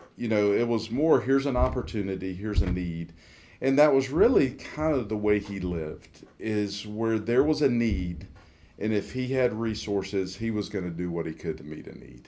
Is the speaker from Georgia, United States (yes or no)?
yes; Atlanta, Georgia, United States; grew up in Atlanta, Georgia, in the suburbs of Atlanta, and grew up like most people in the South